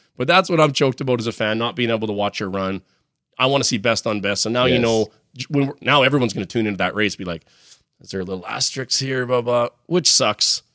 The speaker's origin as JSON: {"language": "English", "town": "Regina", "region": "Saskatchewan", "country": "Canada", "tie": "born or raised there", "said": "Come back to Regina. It's like... slight flex. Yeah, a little bit of a flex there. Come back to my hometown"}